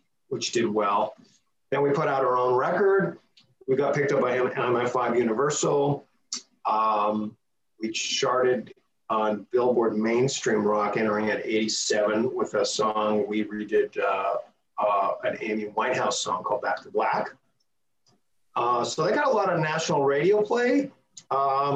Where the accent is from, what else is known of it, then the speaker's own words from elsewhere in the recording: Toronto, Ontario, Canada; moved away as an adult; I grew up in Toronto, Canada